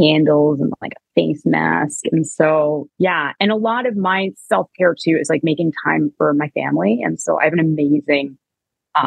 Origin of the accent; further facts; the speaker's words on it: Canada; moved away; I'm Canadian